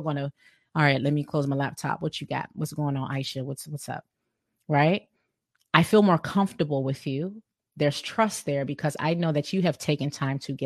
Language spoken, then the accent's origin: English; Sierra Leone; I'm from West Africa. I'm from Sierra Leone